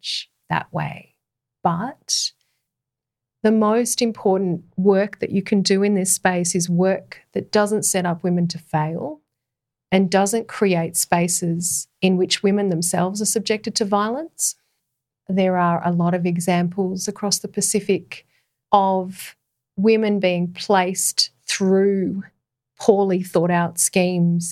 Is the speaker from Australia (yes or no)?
yes; Australia; as an Australian woman